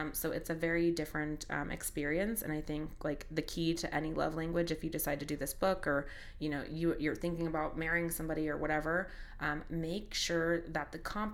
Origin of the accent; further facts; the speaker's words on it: United States; as American women